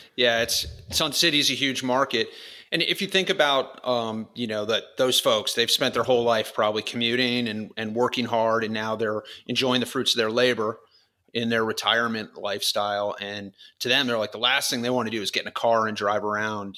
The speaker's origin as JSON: {"language": "English", "region": "Florida", "country": "United States", "tie": "born or raised there", "also_born_or_lived": "California", "moved": "as an adult", "said": "I grew up in Florida as a kid"}